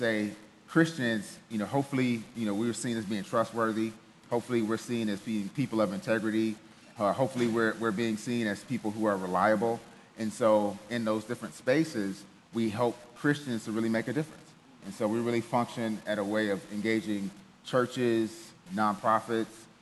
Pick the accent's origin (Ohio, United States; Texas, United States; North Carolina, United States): Ohio, United States; Cleveland; moved away; also born or lived in Germany; I grew up in Ohio, grew up in Cleveland, single parent household